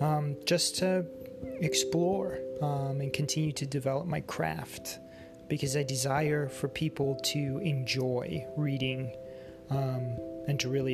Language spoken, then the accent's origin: English; United States; I'm actually an American, believe it or not